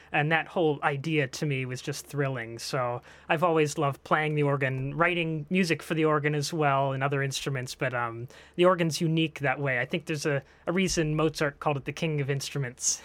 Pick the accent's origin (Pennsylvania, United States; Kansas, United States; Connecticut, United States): Pennsylvania, United States; Franklin Park; moved away; I'm actually a native of the area. I grew up in Franklin Park